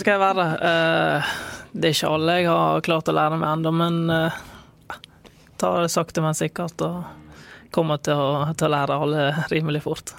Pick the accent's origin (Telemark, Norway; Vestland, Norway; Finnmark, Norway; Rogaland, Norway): Vestland, Norway; Bergen; jeg er fra Bergen, født og oppvokst.